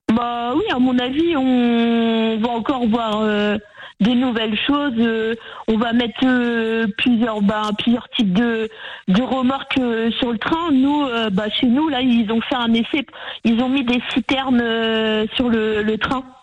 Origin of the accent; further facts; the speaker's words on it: Brittany, France; je suis de Bretagne donc euh, je vais rester en Bretagne